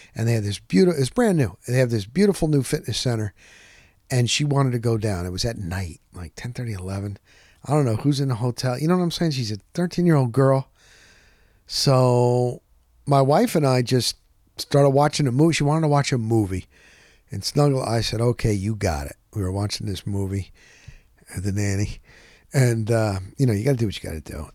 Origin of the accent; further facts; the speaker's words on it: Scranton, Pennsylvania, United States; now in Tampa, United States; I was born in Scranton, Pennsylvania.